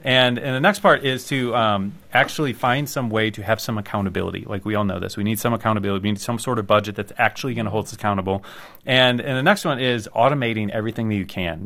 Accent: United States; I'm an American

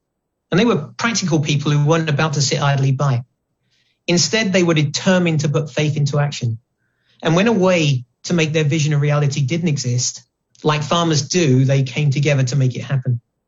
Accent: Canada; As a Canadian, despite this accent, I'm proud

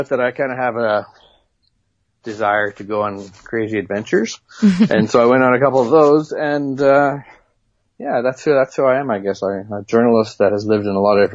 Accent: Interlake, Manitoba, Canada; moved away as an adult; also born or lived in Chicago / New York / London / Singapore; now in Hong Kong; I'm a Manitoba boy. I grew up in the Interlake and on a farm.

